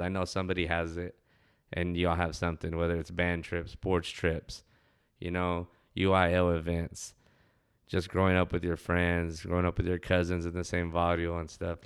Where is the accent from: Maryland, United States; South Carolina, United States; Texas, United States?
Texas, United States; Ozona; when I was a kid enjoying growing up in Ozona